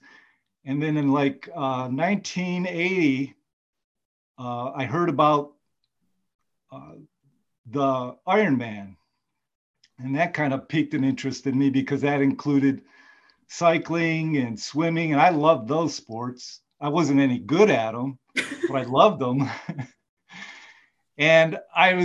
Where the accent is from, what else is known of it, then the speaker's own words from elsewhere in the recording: Michigan, United States; moved away as an adult; now in Georgia, United States; I grew up in Michigan